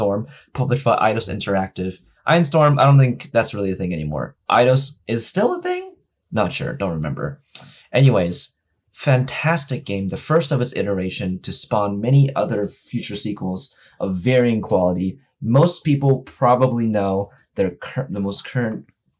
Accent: Houston, Texas, United States; moved away as an adult; now in Los Angeles, United States; Moved to LA about 6 years ago. Been grinding it out ever since. I'm from Houston, Texas

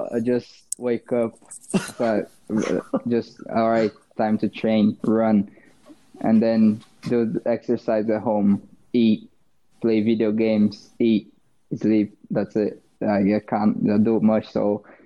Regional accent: São Paulo, Brazil; English is a second language; moved away as an adult; also born or lived in Itu, Brazil; now in Halifax, Canada; I was born in Sao Paulo, and I moved to Itu

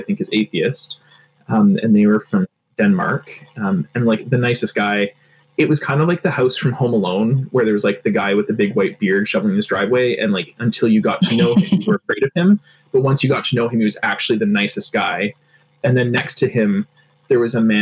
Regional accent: Toronto, Ontario, Canada; I grew up in Rexdale, which is like northwestern Etobicoke in Toronto

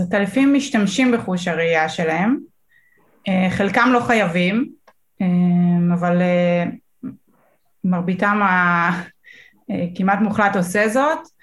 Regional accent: Northern District, Israel; אני גרה, גדלתי בצפון

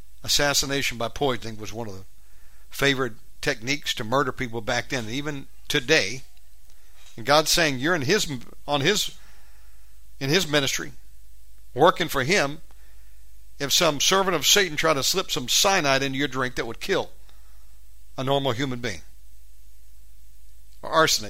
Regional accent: Georgia, United States; moved away as an adult; now in Bali, Indonesia; I'm an American born. I'm a redneck, for goodness sakes. Born and bred in Georgia.

